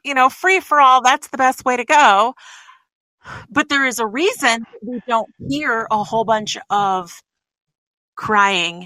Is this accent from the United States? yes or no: yes; Arkansas, United States; also born or lived in New Mexico; I was born in Arkansas